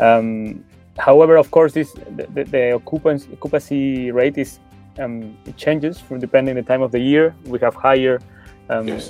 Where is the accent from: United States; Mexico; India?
Mexico; moved away as an adult; now in Germany; I'm originally from Mexico. Um, however, I've been living in Germany for over five years now.